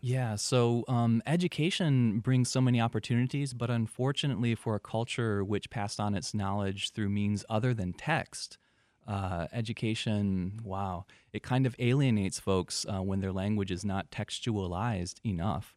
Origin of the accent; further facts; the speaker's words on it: Michigan, United States; moved away as an adult; also born or lived in Detroit metro area, Michigan; now in Marshall Islands; I'm a teacher from America. I live in the Marshall Islands